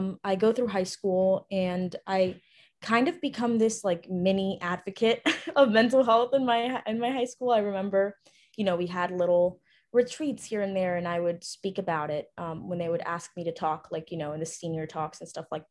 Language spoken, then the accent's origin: English; Ecuador; I was actually born and raised in Ecuador, South America.